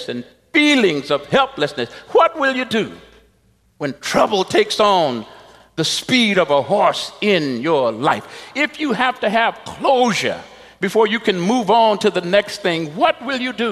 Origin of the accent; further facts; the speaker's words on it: Texas, United States; moved away; when I was a young pastor in Texas, my home state